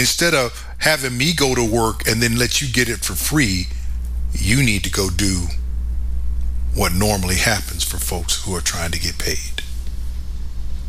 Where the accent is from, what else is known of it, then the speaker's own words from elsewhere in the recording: United States; I'm an American.